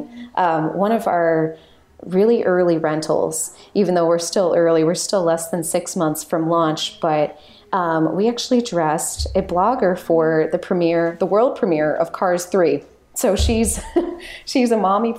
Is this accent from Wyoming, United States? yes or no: no; Lake Bluff, Illinois, United States; now in Chicago, United States; up to my hometown of Lake Bluff